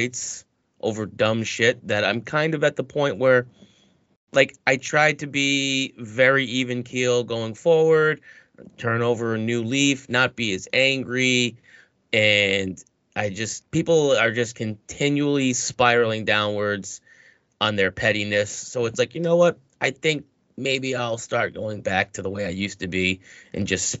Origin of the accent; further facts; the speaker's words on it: New England, United States; I'm from New England.